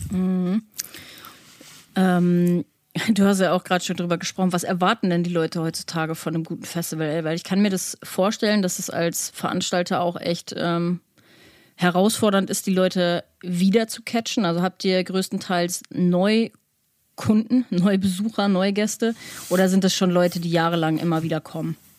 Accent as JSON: {"language": "German", "country": "Germany", "said": "wenn du als Deutscher hinkommst, ich meine, ich komme generell vom Land"}